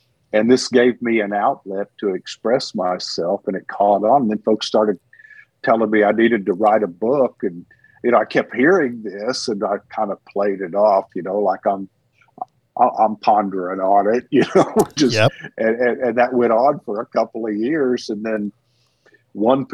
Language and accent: English; Texas, United States; also born or lived in Houston area, Texas / Rusk/Alto area, East Texas; I'm a Texan to the bone